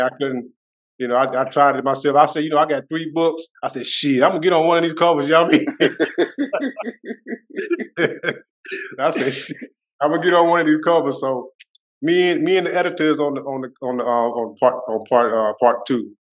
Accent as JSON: {"language": "English", "town": "Mullins", "region": "South Carolina", "country": "United States", "tie": "born or raised there", "said": "my hometown of Mullins"}